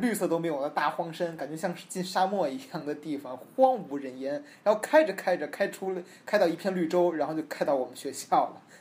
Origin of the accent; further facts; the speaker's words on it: China; moved away as an adult; now in Los Angeles, United States; 我提到说我是中国人